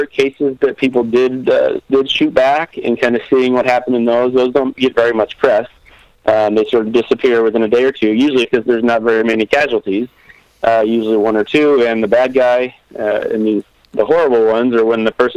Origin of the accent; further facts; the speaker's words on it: Midwest, United States; I grew up around guns in the Midwest.